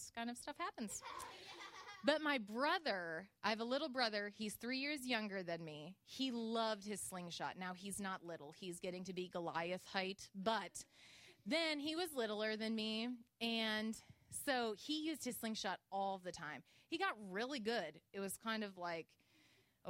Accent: Illinois, United States; I am from Illinois, and I grew up in the woods in a log cabin.

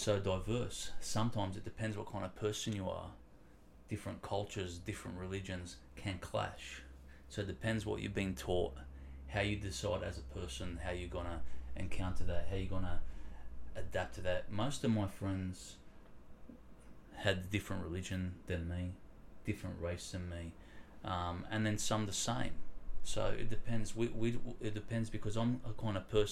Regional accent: Wollongong, New South Wales, Australia; moved away as an adult; now in Geelong, Australia; 86, I was born in Wollongong. So I was there for 27 years before I moved here to Geelong.

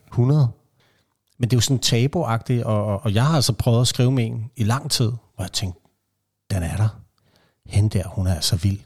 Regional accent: Vestegnen, Capital Region of Denmark, Denmark; Jeg er opvokset på Vestegnen

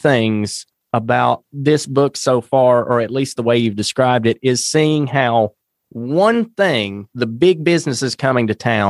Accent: Wilkes County, North Carolina, United States; born or raised there

